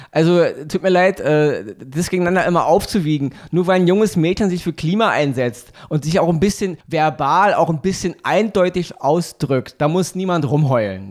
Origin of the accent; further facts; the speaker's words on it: Germany; bei uns in Deutschland